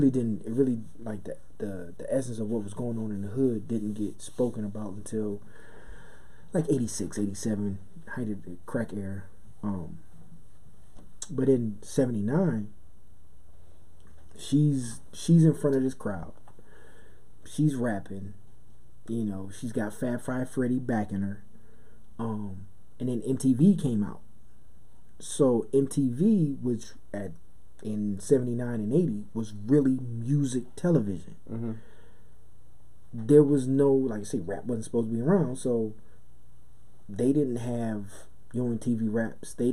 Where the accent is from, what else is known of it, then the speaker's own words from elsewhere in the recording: Brooklyn, New York, United States; growing up in Brooklyn in a house with no heat and you know your father's gone and your mother's working three jobs